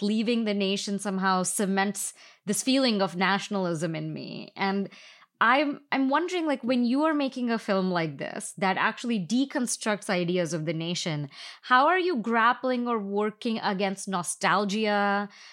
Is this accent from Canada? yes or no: no; India; moved away as an adult; I grew up in India and now I've lived here for ten years.